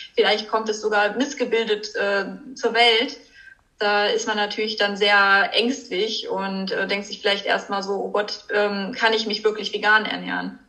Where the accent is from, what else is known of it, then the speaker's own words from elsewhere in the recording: Germany; bei uns in Deutschland